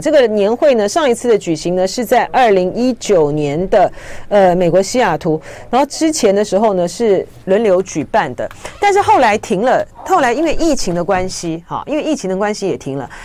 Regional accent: Taiwan; 我们台湾这边虽然说对于参访团，之前的时候他都审得很严嘛

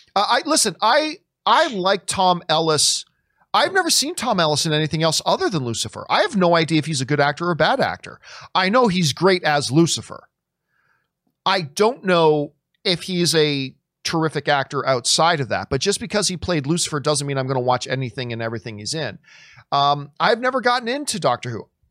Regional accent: Canada; I'm Canadian

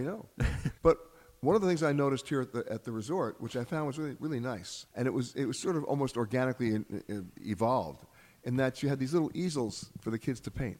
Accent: United States; I'm saying this as an American

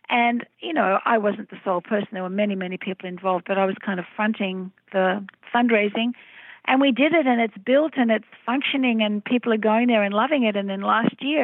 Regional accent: Melbourne, Victoria, Australia; my hometown of Melbourne, Australia, where I grew up

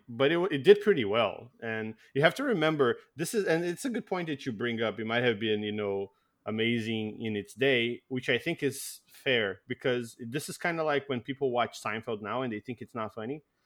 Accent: Brazil; now in Canada; I came from Brazil

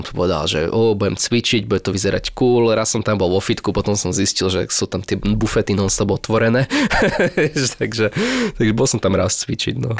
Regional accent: Slovakia; keď som doma na Slovensku

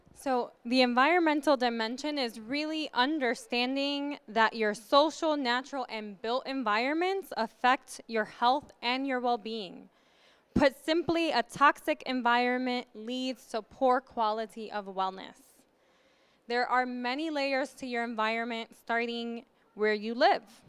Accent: New York, United States; moved away as an adult; also born or lived in the South (US); a New Yorker who moved here two years ago

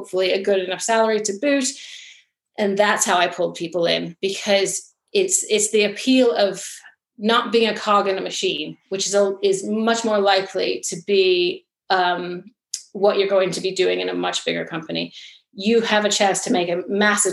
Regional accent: United States; now in England, United Kingdom; growing up in the United States

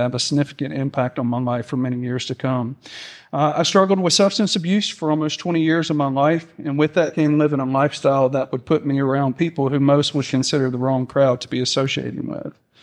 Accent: Alabama, United States; now in Mississippi, United States; I was raised in Alabama, um, by my two wonderful parents

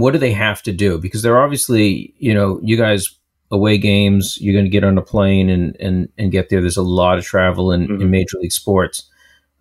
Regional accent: Boston, Massachusetts, United States; I'm a Bostonian, lifelong Red Sox fan, and you know, recording this out of the Boston area

